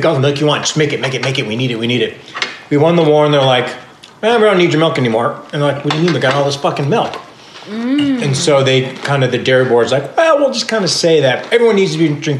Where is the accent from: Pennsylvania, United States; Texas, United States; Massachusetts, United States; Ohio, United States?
Ohio, United States; Cleveland; I'm from Cleveland, and B, I was around in the 70s.